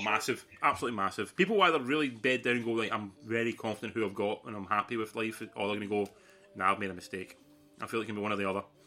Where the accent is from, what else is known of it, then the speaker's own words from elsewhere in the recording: Scotland, United Kingdom; also born or lived in Sydney; living in Scotland and being Scottish